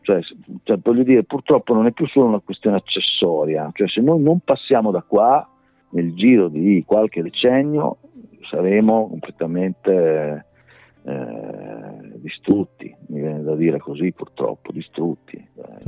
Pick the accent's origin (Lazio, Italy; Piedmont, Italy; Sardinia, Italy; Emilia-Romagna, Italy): Emilia-Romagna, Italy; Rimini; io sono riminese